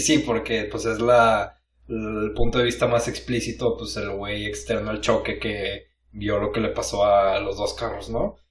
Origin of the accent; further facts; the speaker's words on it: Mexico; somos, mexicanos